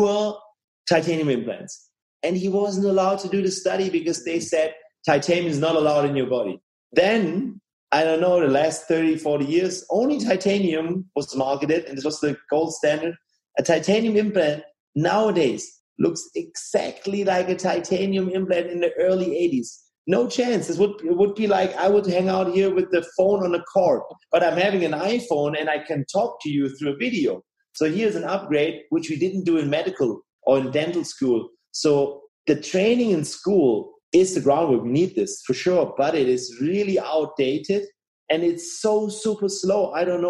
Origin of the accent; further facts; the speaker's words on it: Tübingen, Baden-Württemberg, Germany; here in Tübingen, where I live